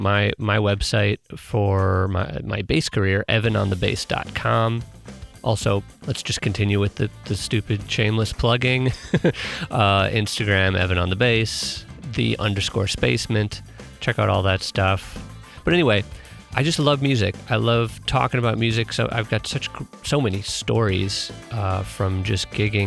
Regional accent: Milwaukee, Wisconsin, United States; moved away as an adult; also born or lived in St. Louis, Missouri; now in Los Angeles, United States; I'm originally from Milwaukee, Wisconsin

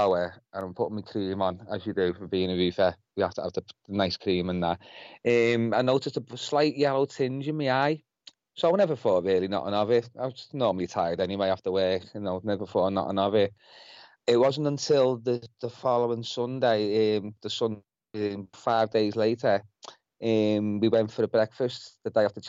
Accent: Liverpool, North West England, United Kingdom; I'm from Heighton in Liverpool

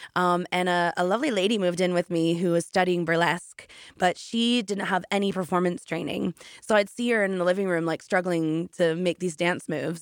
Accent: Canada; moved away as an adult; now in United Kingdom; I'm originally from Canada, and after I graduated college for music theater, I did do a few amazing jobs in Canada

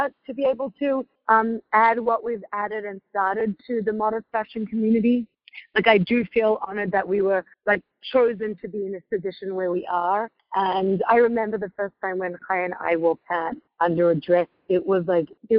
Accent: Sydney, New South Wales, Australia; moved away as an adult; also born or lived in Crown Heights, New York; now in New York, United States; When we were growing up in Australia, we grew up in a really beachy, laid-back suburb called Coogee.

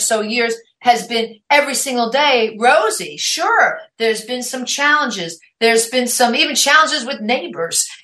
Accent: New York, United States; accent: New York; moved away as an adult; also born or lived in New Jersey; now in Oregon, United States; I grew up in New York. I was born in New York. I'm a New York girl. I mean, if you're listening to my podcast, you know the accent's there

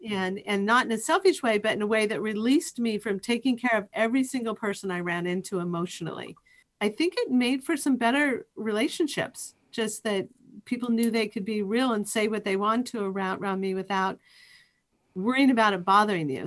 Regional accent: Eastern Washington, United States; I grew up in Eastern Wa-, Washington

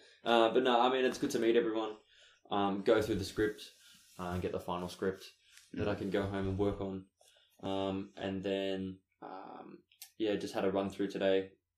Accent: Sydney, New South Wales, Australia; I'm from the western suburbs in Sydney.

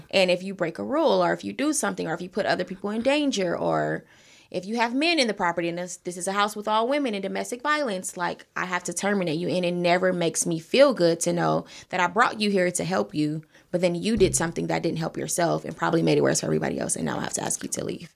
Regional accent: Los Angeles, California, United States; I'm born and raised in South L A, I am a Crenshaw district baby

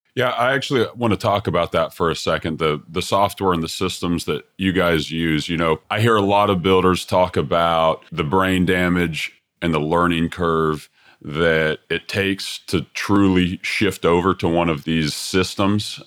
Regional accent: Texas, United States; Texas Custom Build of the Year in 2017, which is my home state as well

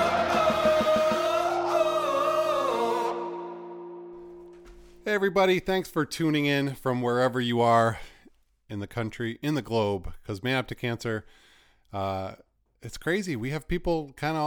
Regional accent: Maine, United States; I grew up here in Maine, New England Patriots fan

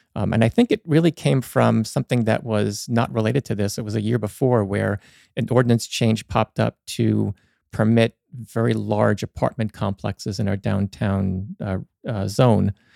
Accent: Hopatcong, New Jersey, United States; moved away as an adult; also born or lived in Dover, New Jersey; now in Sparta, United States; I grew up in the Hopatcong, lived there most of my life until, uh, we got married

